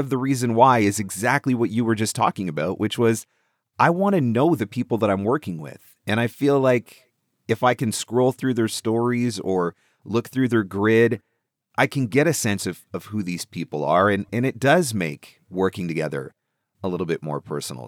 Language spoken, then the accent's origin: English; Canada; I'm Canadian.